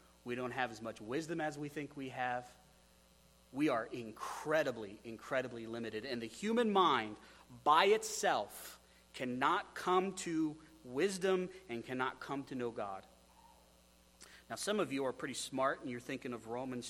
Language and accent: English; Wyoming, United States; moved away; I come from Wyoming. That place is super windy